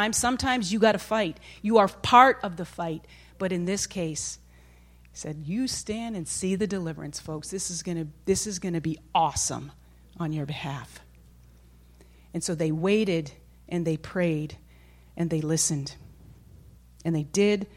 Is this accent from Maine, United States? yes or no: yes; Maine, United States; I'm from Maine, and my dad and brothers used to hunt